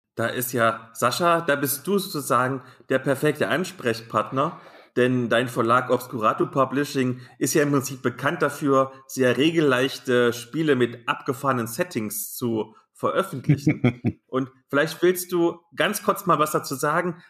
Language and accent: German; near Nordhausen, Thuringia, Germany; moved away; Nordhausen liegt gar nicht so weit weg von diesem kleinen Kaff, wo ich aufgewachsen bin